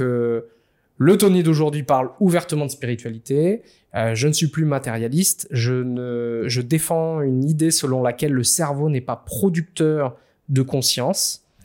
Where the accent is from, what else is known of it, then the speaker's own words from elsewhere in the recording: Réunion; j'ai grandi à La Réunion